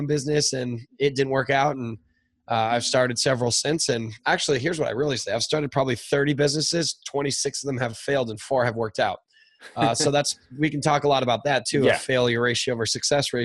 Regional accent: Newport Beach, California, United States; where am I from is Orange County, California. It's where I am right now

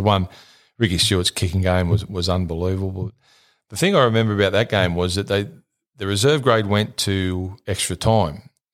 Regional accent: St Marys, New South Wales, Australia; we grew up in St Mary's

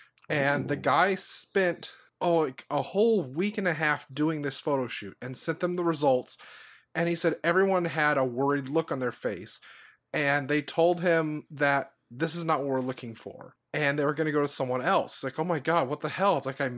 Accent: New Orleans, Louisiana, United States; because I am a person from New Orleans and I know the speak of the people.

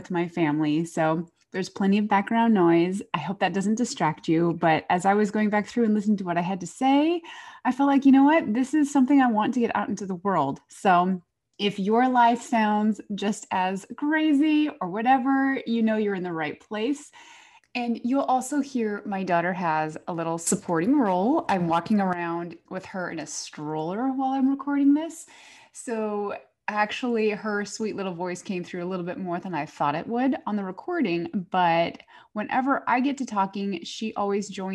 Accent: Phoenix, Arizona, United States; moved away as an adult; now in Northeast, United States; I grew up in Phoenix

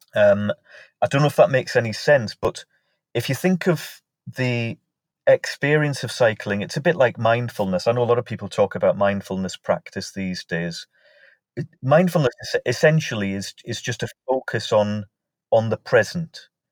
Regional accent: Morpeth, North East England, United Kingdom; my hometown of Morpeth in Northumberland

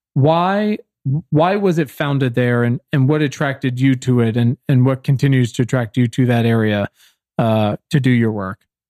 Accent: Virginia, United States; I am from Virginia

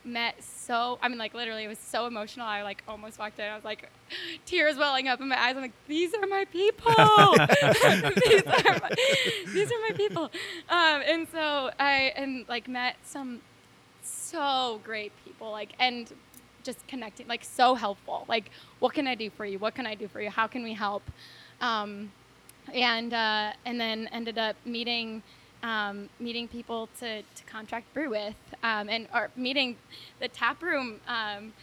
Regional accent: Iowa, United States; I'm from Iowa, a small town in Iowa. Awesome community, great people

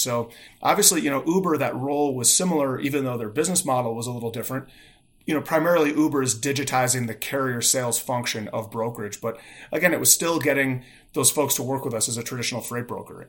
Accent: Chicago, Illinois, United States; also born or lived in Bloomington, Indiana; I grew up in Chicago, in the, in, in the suburbs of Chicago

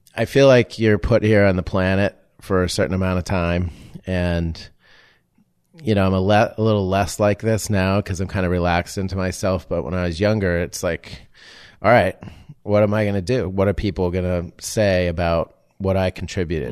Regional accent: Amesbury, Massachusetts, United States; moved away as an adult; also born or lived in Los Angeles; coming from small town Amesbury, Massachusetts

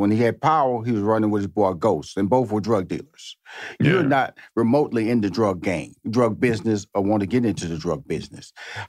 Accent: Houston, Texas, United States; also born or lived in New York, United States; I lived in New York 4 years, I'm originally from Houston, Texas. I lived in New York 4 years.

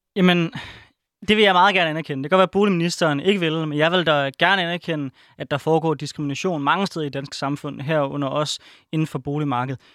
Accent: Aarhus, Central Denmark Region, Denmark; jeg kommer fra Aarhus

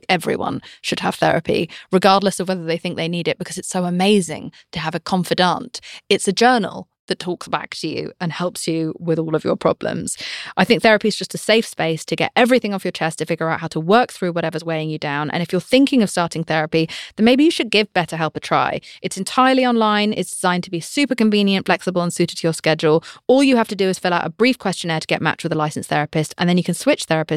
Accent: United Kingdom; I'm British

